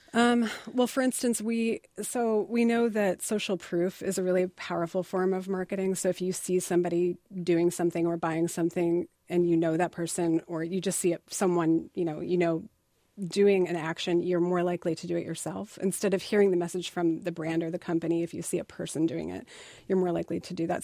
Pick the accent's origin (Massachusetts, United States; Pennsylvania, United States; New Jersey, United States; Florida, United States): Pennsylvania, United States; also born or lived in Indiana; I consider myself a Northeasterner because I grew up from ten on in P